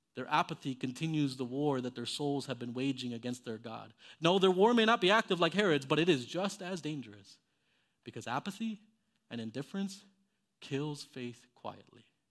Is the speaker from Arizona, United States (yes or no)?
no; Miami, Florida, United States; I, I grew up in Miami, Florida